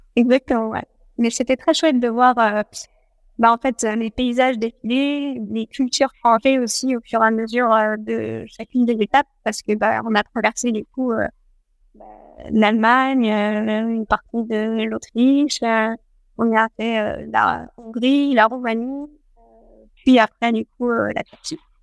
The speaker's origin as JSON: {"language": "French", "country": "France", "said": "chez nous, en France"}